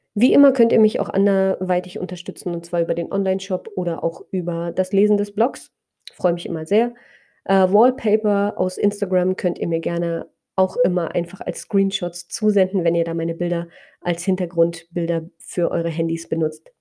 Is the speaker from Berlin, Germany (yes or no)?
no; Spreewald, Brandenburg, Germany; so sehr verwurzelt fühle in meiner Heimat im Spreewald